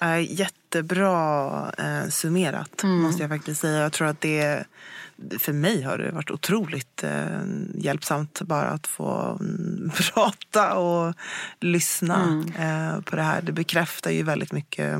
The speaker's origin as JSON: {"language": "Swedish", "country": "Sweden", "tie": "born or raised there", "said": "Jag, jag är född här i Sverige"}